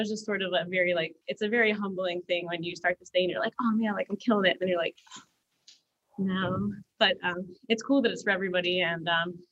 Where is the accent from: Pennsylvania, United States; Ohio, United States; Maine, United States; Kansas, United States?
Pennsylvania, United States; now in Gainesville, United States; I'm from Pennsylvania.